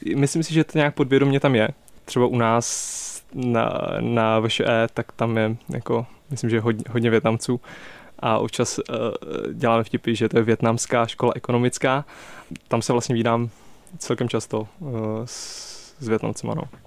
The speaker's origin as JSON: {"language": "Czech", "region": "Prague", "country": "Czechia", "said": "já jsem z Prahy"}